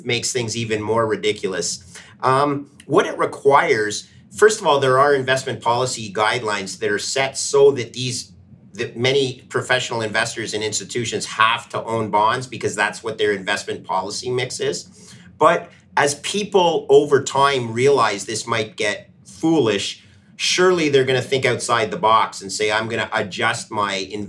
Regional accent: Canada; my home country of Canada

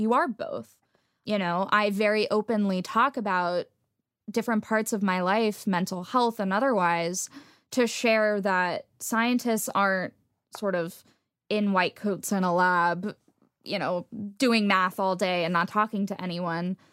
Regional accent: Texas, United States; moved away; I grew up in Texas where a lot of people, um, didn't trust scientists.

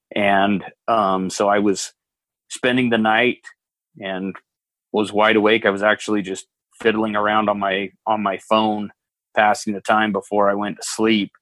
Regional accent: Utah, United States; I grew up in Utah

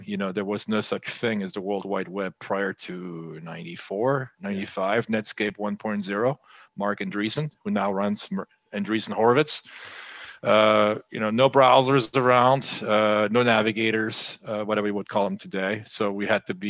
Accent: France; moved away as an adult; also born or lived in United States; I was born and raised in France. I'm half French, half German

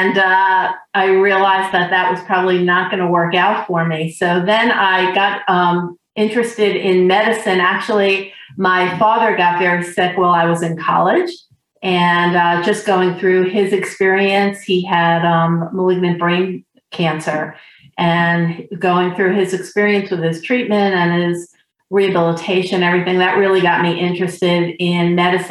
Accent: New York City, New York, United States; moved away as an adult; also born or lived in Philadelphia; now in Maine, United States; I grew up in New York City in Queens, one of the boroughs of the city

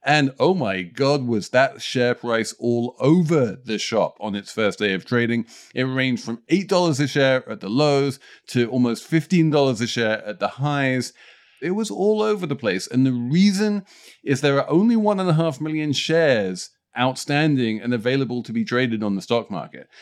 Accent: United Kingdom; As a Brit

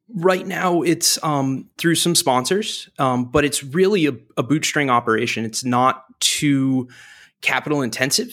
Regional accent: New Hampshire, United States; now in Washington, D.C., United States; I grew up in New Hampshire

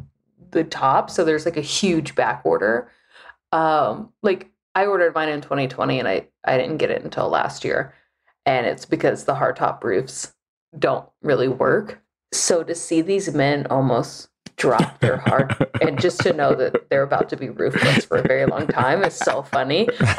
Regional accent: Texas, United States; Only because like I grew up in Texas and like that's just kind of like whatever.

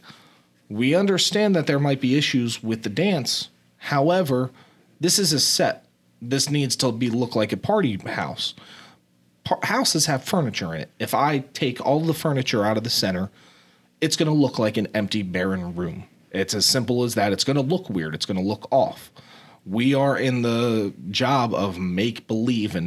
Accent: New Jersey, United States; moved away; also born or lived in Pennsylvania / Tampa, Florida; I came down from South Jersey. I went to a private boarding school in Pennsylvania, and I came down to the University of Tampa

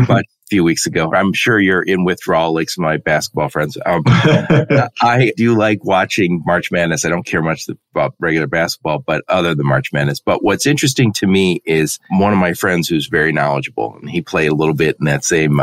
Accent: Dearborn, Michigan, United States; I'm from Dearborn, Michigan

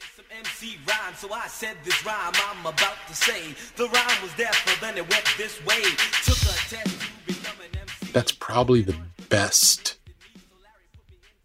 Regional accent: New York, United States; a kid growing up in New York

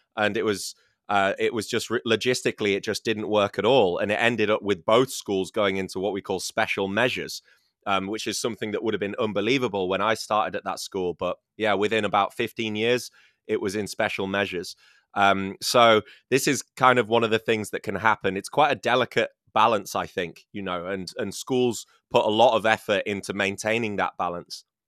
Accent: United Kingdom; born or raised there

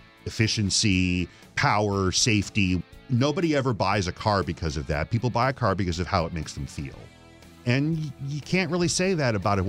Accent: Flint, Michigan, United States; when you're a kid growing up in Flint, like everybody's got new cars every 2 or 3 years and everybody works in the industry

